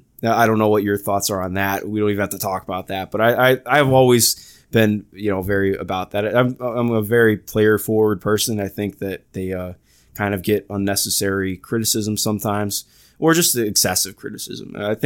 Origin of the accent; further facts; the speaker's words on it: Cleveland, Ohio, United States; I'm not from Indiana. I'm from Cleveland, Ohio.